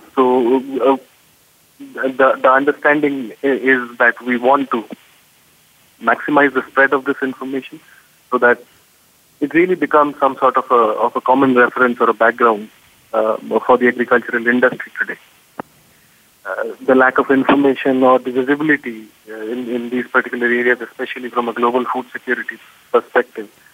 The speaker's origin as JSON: {"language": "English", "country": "India", "also_born_or_lived": "Bangalore", "said": "here in India"}